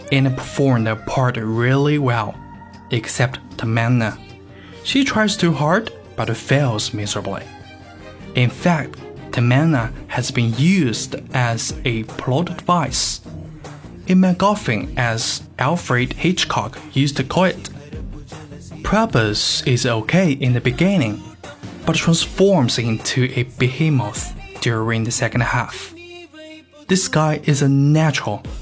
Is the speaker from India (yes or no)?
yes; North India, India; Basically, because I am from North India and I don't follow South Indian cinema.